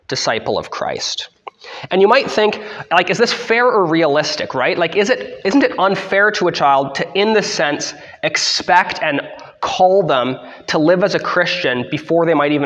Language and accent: English; Canada; I'm under the Queen's rule as a Canadian